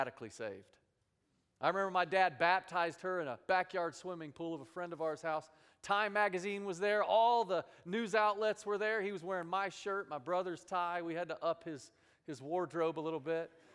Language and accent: English; Dallas, Texas, United States; moved away; I grew up in Dallas, Texas